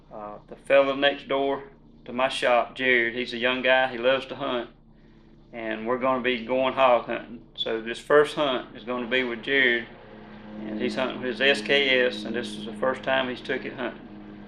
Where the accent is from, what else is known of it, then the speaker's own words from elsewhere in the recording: Middle Georgia, United States; I was born and raised in Middle Georgia